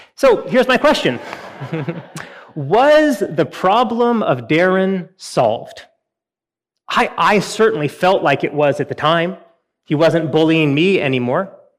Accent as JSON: {"language": "English", "region": "Western Washington", "country": "United States", "tie": "born or raised there", "said": "I grew up in Western Washington"}